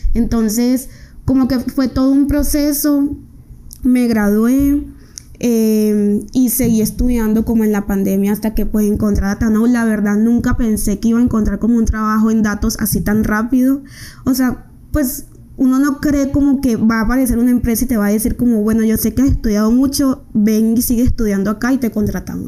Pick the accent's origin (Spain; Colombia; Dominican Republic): Colombia; Riohacha, La Guajira; moved away as an adult; now in Medellín, Colombia; soy una mujer proveniente de La Guajira, de Rihuacha. Eh, vine a estudiar a Medellín